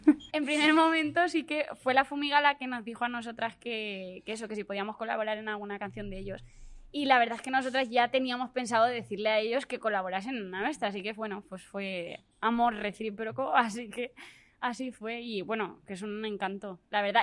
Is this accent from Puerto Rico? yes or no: no; Albacete, Castilla-La Mancha, Spain; moved away; also born or lived in Valencia; yo soy la de Albacete